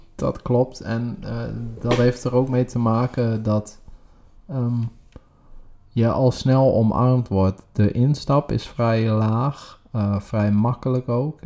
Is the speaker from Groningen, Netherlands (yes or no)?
yes; Groningen, Netherlands; now in The Hague, Netherlands; wij komen zelf oorspronkelijk uit Groningen